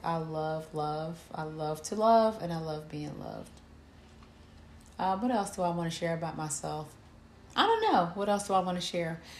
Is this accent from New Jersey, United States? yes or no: yes; Camden, New Jersey, United States; I was born and raised in Camden, New Jersey.